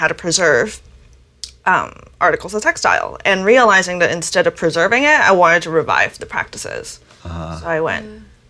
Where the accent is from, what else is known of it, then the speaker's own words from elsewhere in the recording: Orange County, California, United States; also born or lived in Hong Kong; because I moved from Hong Kong to Orange County at such a young age